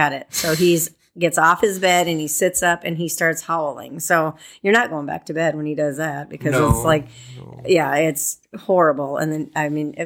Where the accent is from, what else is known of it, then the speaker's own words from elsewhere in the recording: northern Minnesota, United States; moved away as an adult; now in South Dakota, United States; I'm from northern Minnesota, north of Duluth